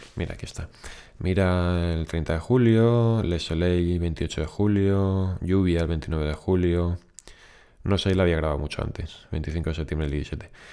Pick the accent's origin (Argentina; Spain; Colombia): Spain; Valencian Community; moved away; also born or lived in Barcelona; nosotros nos mudamos de Barcelona aquí a Valencia, bueno, no a Valencia concretamente, pero a la provincia de Valencia.